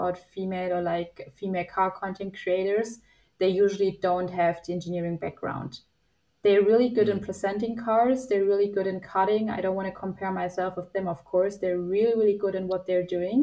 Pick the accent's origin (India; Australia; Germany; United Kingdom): Germany; Nuremberg, Bavaria; my hometown in Nuremberg.